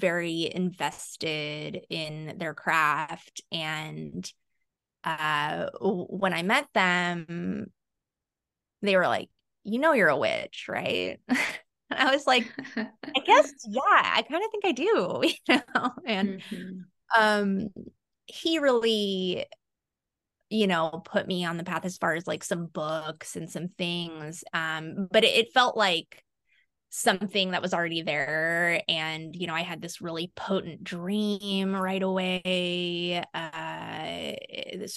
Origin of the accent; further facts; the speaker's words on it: Central Valley, California, United States; also born or lived in Ecuador / East Coast, United States; being born in Ecuador and living on the East Coast for a little bit, and then, you know, growing up in the Central Valley after